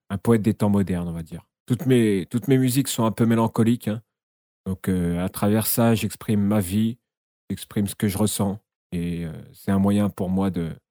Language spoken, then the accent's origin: French; Essonne, Île-de-France, France; moi je, viens de France … euh, je suis originaire de l'Essonne dans le 91 en banlieue sud.